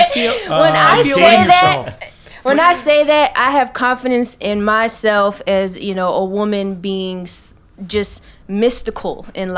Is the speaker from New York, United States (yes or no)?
no; Atlanta, Georgia, United States; Yeah, I came from Atlanta. That's a hot spot, but I came up here specifically for training.